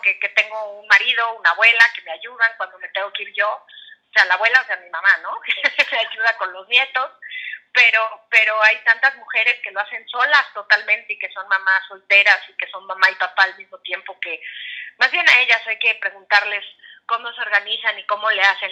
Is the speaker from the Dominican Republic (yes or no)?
no; Mexico; moved away as an adult; now in California, United States; como decimos en México